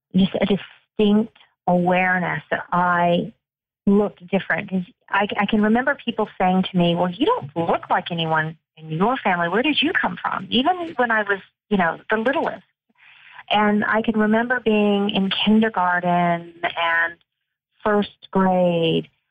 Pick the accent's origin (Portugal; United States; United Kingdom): United Kingdom; moved away; I was born in the United Kingdom